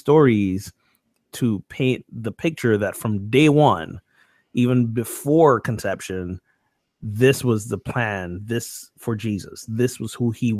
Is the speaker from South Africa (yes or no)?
no; Barbados; When I grew up in Barbados, we didn't just have a Christmas Day service. We had a sunrise Christmas morning service.